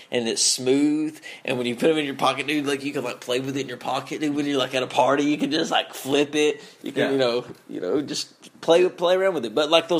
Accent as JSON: {"language": "English", "region": "Eastern Kentucky", "country": "United States", "said": "We're all three from Eastern Kentucky. We're all from the mountains."}